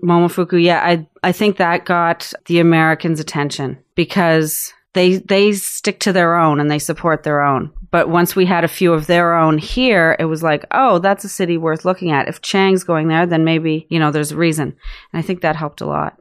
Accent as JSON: {"language": "English", "region": "Prince Edward Island", "country": "Canada", "tie": "born or raised there", "also_born_or_lived": "Alert Bay, British Columbia / Vancouver / Austin", "moved": "as an adult", "lives_now": "Toronto, Canada", "said": "I grew up in Prince Edward Island, and then moved to Vancouver after high school"}